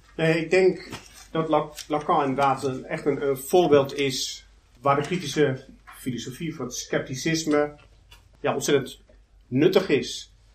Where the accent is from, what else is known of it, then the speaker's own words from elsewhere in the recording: Netherlands; ik kom uit Nederland, domineesland